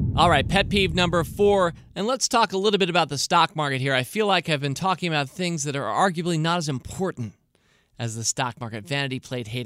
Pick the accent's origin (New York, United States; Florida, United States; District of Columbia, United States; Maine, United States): District of Columbia, United States; Washington; I was born in Washington and live in Washington, D C today